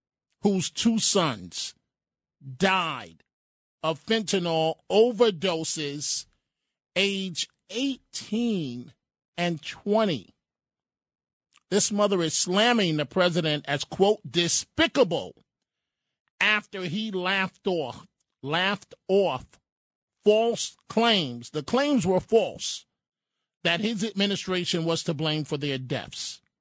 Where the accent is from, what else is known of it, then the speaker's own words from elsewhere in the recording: New York City, New York, United States; When I was growing up in New York City, it was actual food stamps.